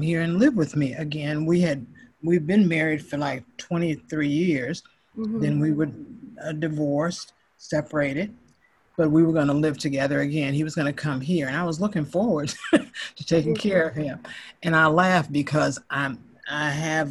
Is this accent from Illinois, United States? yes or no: yes; Chicago, Illinois, United States; I am from Chicago, Illinois, and I love this place